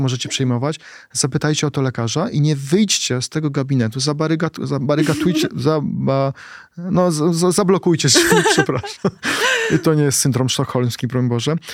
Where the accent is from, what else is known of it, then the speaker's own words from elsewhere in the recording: Płock, Masovian Voivodeship, Poland; moved away; wracam do mojego rodzinnego Płocka i spotykam moich kolegów, e, gdzie się wychowaliśmy na bloku, blokowisku